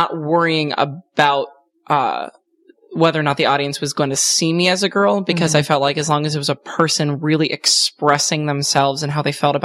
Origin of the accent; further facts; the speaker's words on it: Cincinnati, Ohio, United States; moved away as an adult; also born or lived in Cleveland, Ohio; now in Chicago, United States; I guess from Ohio altogether, I grew up in Cincinnati